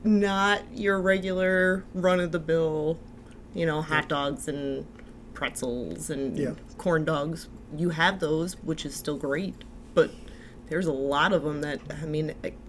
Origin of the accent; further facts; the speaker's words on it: New York City, New York, United States; now in Buffalo, United States; I grew up in Brooklyn, New York